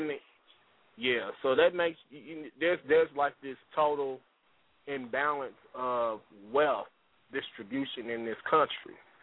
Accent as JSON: {"language": "English", "country": "United States", "said": "we as the American people"}